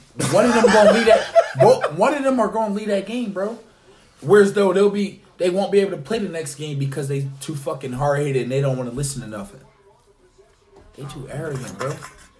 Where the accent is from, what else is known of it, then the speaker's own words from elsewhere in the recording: Philadelphia, Pennsylvania, United States; You know I'm from Philly.